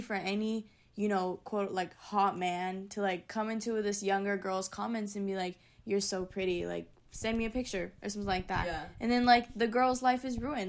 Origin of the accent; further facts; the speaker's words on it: United States; I'm from Tahoe area, so we didn't have a Brandy Melville close to us.